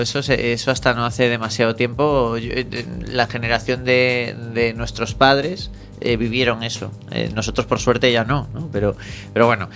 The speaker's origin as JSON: {"language": "Spanish", "region": "Galicia", "country": "Spain", "said": "los gallegos, los cómicos gallegos como yo"}